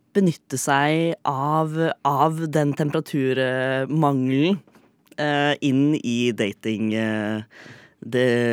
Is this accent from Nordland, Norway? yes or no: no; Fredrikstad, Østfold, Norway; now in Oslo, Norway; Jeg er fremdeles fra Fredrikstad